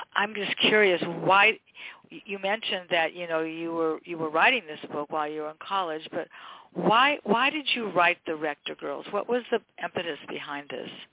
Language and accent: English; Westchester, United States; born and raised in Westchester, went to Westchester High, kids went to Westchester High